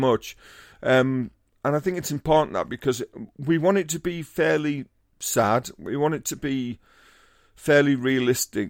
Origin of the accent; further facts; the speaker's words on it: Teesside, North East England, United Kingdom; I'm from Teesside